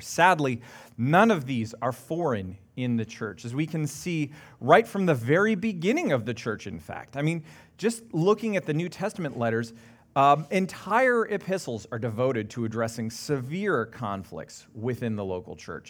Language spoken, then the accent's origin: English; Canada; being very Canadian